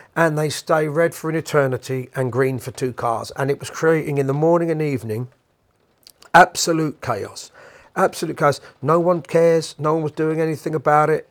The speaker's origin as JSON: {"language": "English", "region": "London", "country": "United Kingdom", "said": "I'm a Londoner"}